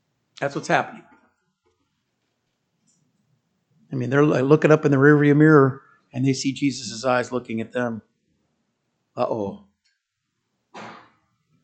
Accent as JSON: {"language": "English", "country": "United States", "said": "As an American"}